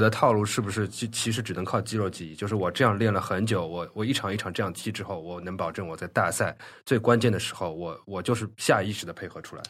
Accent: China; 我们中国人

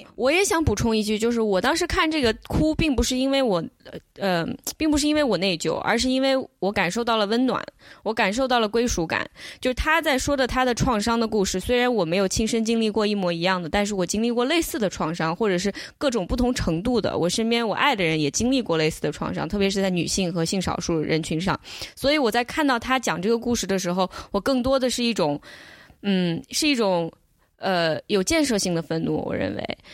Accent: China; now in United States; 我作为一个中国人，我在中国长大，我刚来美国的时候

